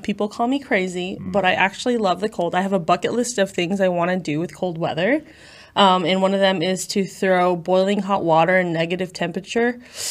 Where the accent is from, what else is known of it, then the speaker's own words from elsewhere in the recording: Houston, Texas, United States; I come from Houston, Texas, so I do say y'all a lot.